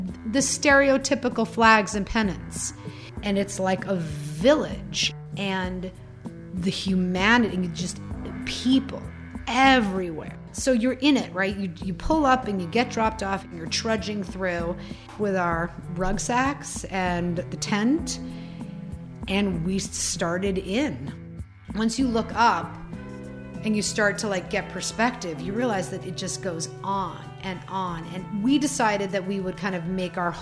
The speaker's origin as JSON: {"language": "English", "town": "New York City", "region": "New York", "country": "United States", "said": "I'm from New York City"}